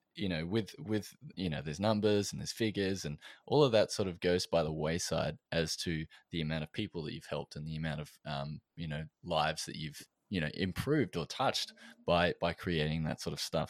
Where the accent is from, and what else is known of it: Australia